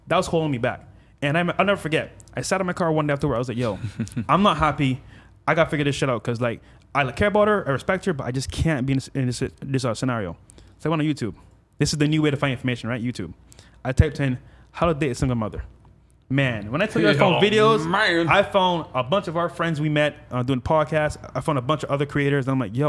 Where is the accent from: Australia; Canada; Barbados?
Barbados; now in Miami, United States; No, this is back. This here in Miami. Okay. So I came from Barbados, and then a year in, I met that chick at Wynwood downtown.